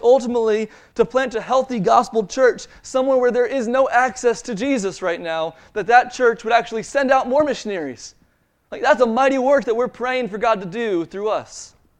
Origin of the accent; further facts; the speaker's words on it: Maryland, United States; I grew up in Maryland